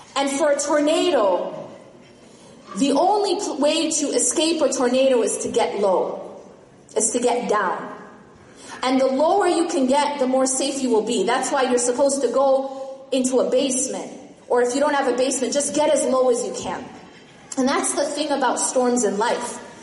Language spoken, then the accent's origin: English; Midwest, United States; I grew up in the Midwest.